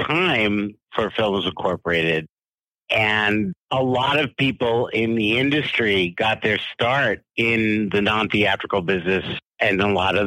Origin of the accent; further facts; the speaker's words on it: Westchester County, New York, United States; I grew up in Westchester County where Mount Vernon is